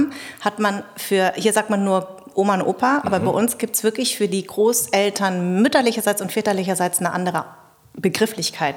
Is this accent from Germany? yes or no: yes; Darmstadt, Hesse, Germany; bin in Darmstadt geboren und meine Eltern kommen aus Vietnam